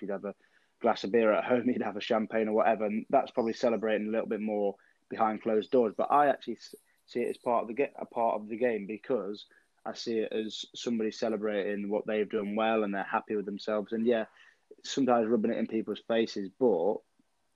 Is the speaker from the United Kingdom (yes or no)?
yes; England, United Kingdom; we are British people and English people